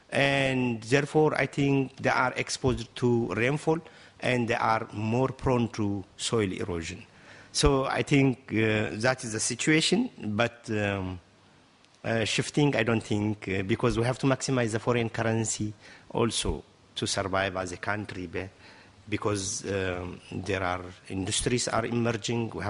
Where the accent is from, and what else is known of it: Ethiopia